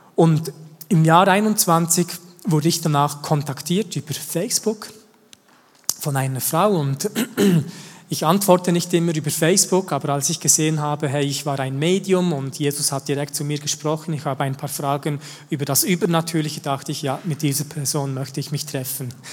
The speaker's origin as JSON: {"language": "German", "area": "the same region as Schönbühl", "region": "Bern", "country": "Switzerland", "tie": "born or raised there", "said": "Und wir sind in der gleichen Region aufgewachsen"}